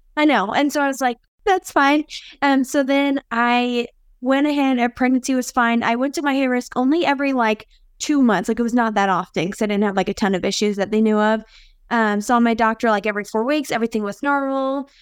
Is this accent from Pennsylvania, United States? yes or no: yes; Philadelphia, Pennsylvania, United States; moved away as an adult; now in Kansas City, United States; I'm from Philadelphia. I moved to Kansas City a couple of years ago, and so I lived in Philly my whole life. I was born there